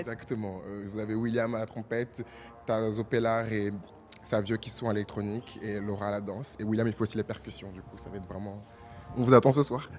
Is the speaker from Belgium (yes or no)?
no; France; moved away as an adult; now in Brazil; je suis français, d'origine ivoirienne et béninoise et congolaise. Et du coup, je suis venu au Brésil pour faire mes études